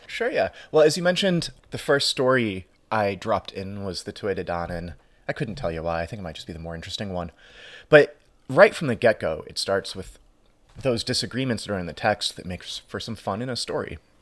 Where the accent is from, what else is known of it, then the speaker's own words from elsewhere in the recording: United States; as an Irish American